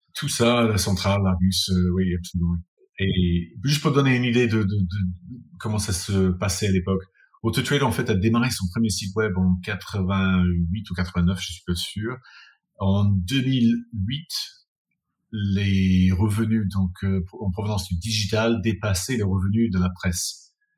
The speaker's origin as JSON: {"language": "French", "region": "England", "country": "United Kingdom", "also_born_or_lived": "France", "moved": "yes", "lives_now": "London, United Kingdom", "said": "je suis anglais"}